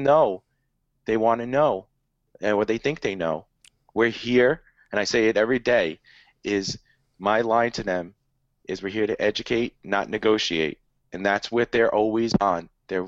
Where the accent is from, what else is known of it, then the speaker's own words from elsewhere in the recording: New York, United States; that's pretty funny, because I'm from New York.